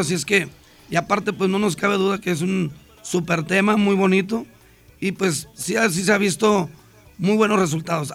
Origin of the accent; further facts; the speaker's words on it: Ciudad Obregón, Sonora, Mexico; now in Monterrey, Mexico; yo nací en Ciudad Obregón, Sonora